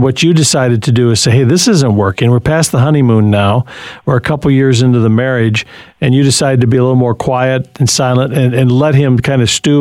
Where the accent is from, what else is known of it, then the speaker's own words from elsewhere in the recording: Berkley, Michigan, United States; moved away; Detroit Metro, my hometown where I grew up as a little boy, and out there in Berkeley, 12 Mile and Woodward.